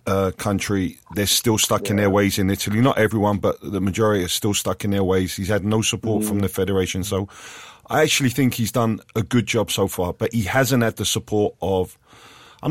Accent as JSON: {"language": "English", "region": "London", "country": "United Kingdom", "tie": "born or raised there", "said": "I grew up in a Caribbean area in West London"}